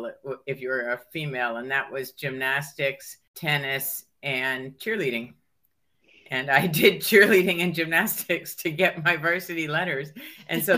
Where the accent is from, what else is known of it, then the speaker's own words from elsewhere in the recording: Hartford, Connecticut, United States; moved away as an adult; also born or lived in Pennsylvania / Ohio; now in Vermont, United States; I mostly grew up in Connecticut, and I was born in Pennsylvania and went to first, second, and third grade in Ohio. But then from fourth grade on, I was in a suburb of Hartford